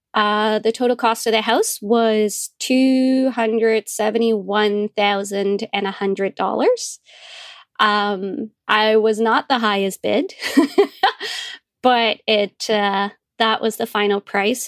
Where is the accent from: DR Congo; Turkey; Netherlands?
Netherlands; moved away as an adult; also born or lived in Calgary, Canada; now in London, Ontario, Canada; I'm originally from Holland in Europe, and I came over when I was in my early twenties.